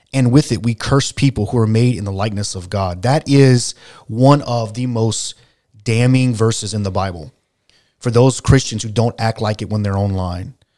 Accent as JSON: {"language": "English", "region": "South Louisiana", "country": "United States", "said": "we're from South Louisiana"}